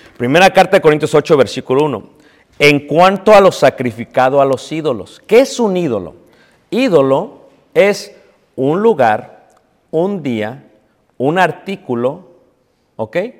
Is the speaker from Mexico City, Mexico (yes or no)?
yes; Mexico City, Mexico; cuando yo era pequeño, hermanos, lo que se celebraba en Ciudad de México era el 6 de enero